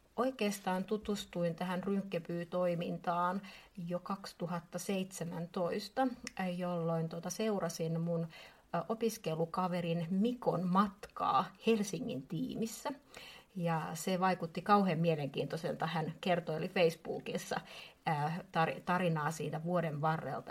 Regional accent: Espoo, Uusimaa, Finland; olen espoolainen

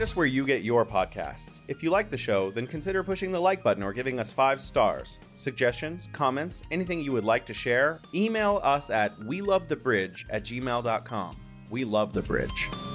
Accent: California, United States; moved away as an adult; now in Wuhan, China; I'm from California, living in beautiful Wuhan, China.

